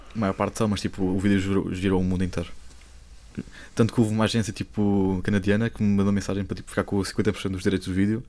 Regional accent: Lisbon, Portugal; sou de Lisboa

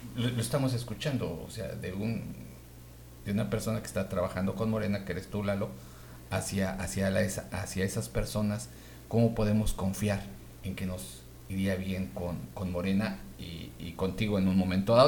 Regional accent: Mexico; Yo lo pienso como mexicano.

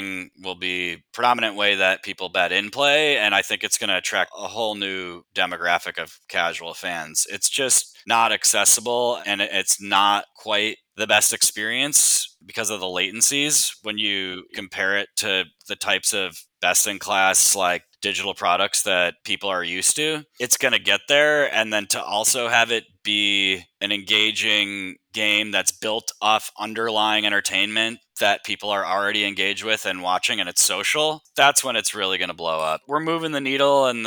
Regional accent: Minnesota, United States; I'm from Minnesota

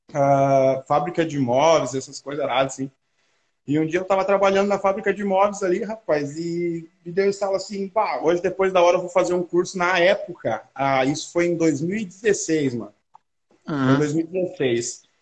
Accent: Gramado, Rio Grande do Sul, Brazil; Sou de Gramado, Rio Grande do Sul, rapaz.

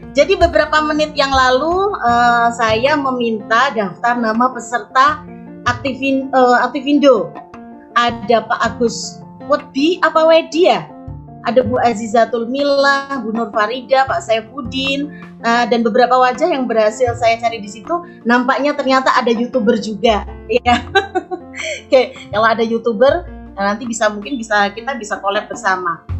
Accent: Kudus, Central Java, Indonesia; saya dari Kudus yang sekarang sedang viral di uh, dunia uh, dan akhirat ya

